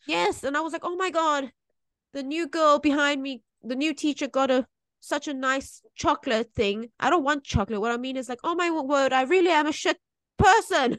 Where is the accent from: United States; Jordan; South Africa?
South Africa; now in Taiwan; I grew up in South Africa